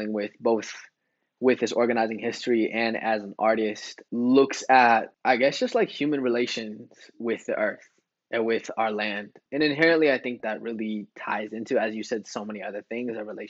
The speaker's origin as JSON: {"language": "English", "country": "United States", "tie": "born or raised there", "said": "me growing up, a son of, you know, indigenous immigrant father from Mexico, growing up in the States"}